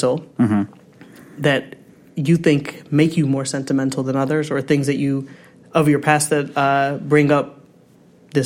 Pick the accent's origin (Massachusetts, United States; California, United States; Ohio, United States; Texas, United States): Ohio, United States; I grew up in Ohio